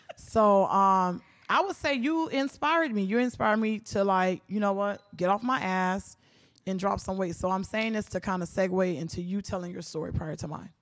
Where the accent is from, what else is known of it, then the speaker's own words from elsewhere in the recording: Miami, Florida, United States; born and raised in Miami, Florida